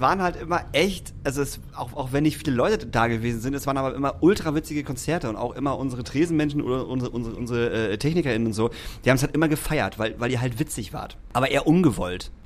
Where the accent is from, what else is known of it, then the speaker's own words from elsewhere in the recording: Hamburg, Germany; ich komme ja aus Barmbek